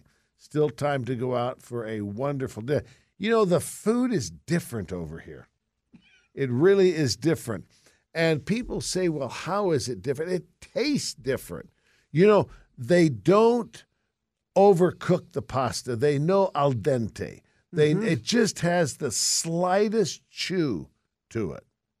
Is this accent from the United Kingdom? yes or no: yes; England, United Kingdom; from Mother England, my home.